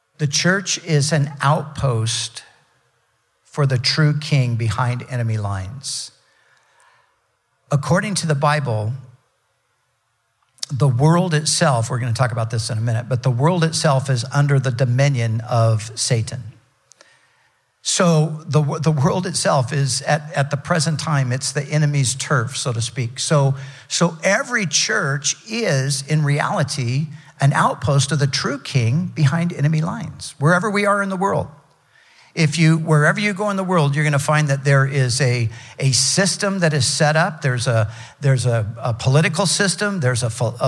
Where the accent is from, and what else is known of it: United States